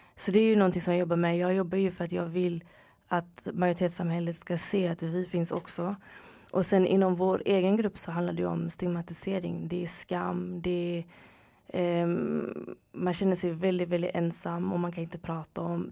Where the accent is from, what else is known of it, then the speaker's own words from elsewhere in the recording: Gothenburg, Västra Götaland, Sweden; moved away as an adult; also born or lived in Örebro; now in Stockholm, Sweden; Född och uppvuxen i Göteborg